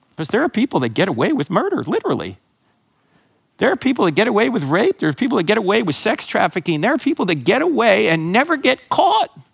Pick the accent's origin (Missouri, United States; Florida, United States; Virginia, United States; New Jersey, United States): New Jersey, United States; I grew up in New Jersey, so I grew up a New York Giant fan